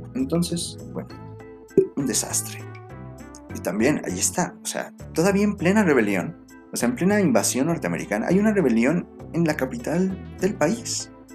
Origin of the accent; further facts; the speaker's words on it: Mexico; la lengua no nos identifica como mexicanos